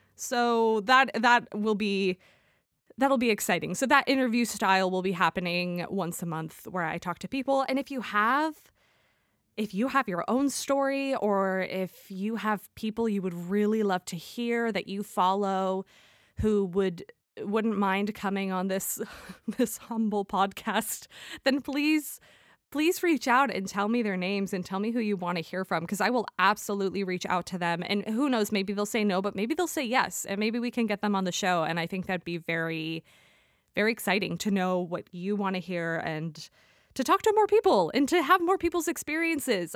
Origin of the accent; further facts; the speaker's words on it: United States; also born or lived in London; I'm obviously from the United States